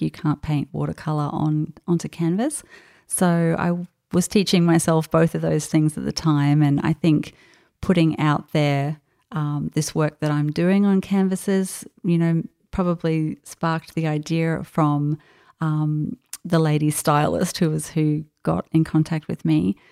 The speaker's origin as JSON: {"language": "English", "country": "Australia", "also_born_or_lived": "France", "accent": "Australian", "said": "my Australian accent, accent when I spoke"}